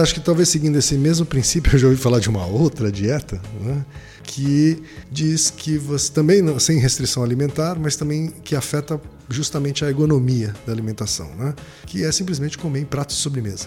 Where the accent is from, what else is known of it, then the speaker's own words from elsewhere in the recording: Maringá, Paraná, Brazil; Maringá, minha terra natal.